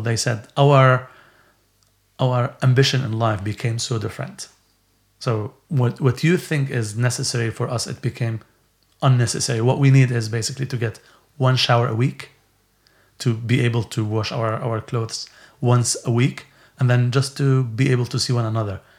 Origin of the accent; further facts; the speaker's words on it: Syria; now in Bedford, United Kingdom; when I was growing up in Syria